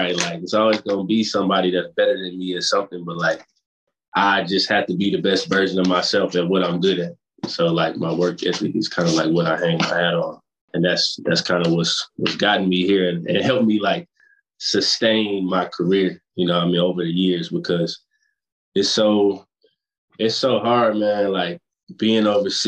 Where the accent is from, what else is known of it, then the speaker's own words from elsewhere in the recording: Fort Worth, Texas, United States; I'm from Fort Worth, Texas